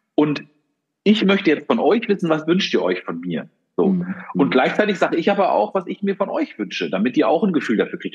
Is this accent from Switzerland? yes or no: no; Germany; Wir Deutschen